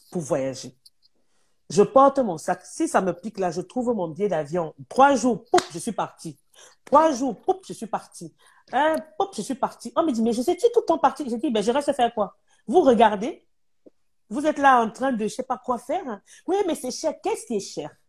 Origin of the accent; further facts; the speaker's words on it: France; je suis une Française, tout simplement.